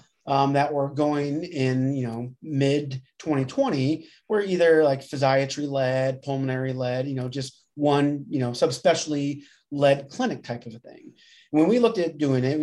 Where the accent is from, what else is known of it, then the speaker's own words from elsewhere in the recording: Grand Island, Nebraska, United States; moved away as an adult; also born or lived in Lincoln, Nebraska; now in Omaha, United States; I'm from Grand Island initially. So I grew up in Grand Island and then undergrad at Nebraska Wesleyan and then up to Omaha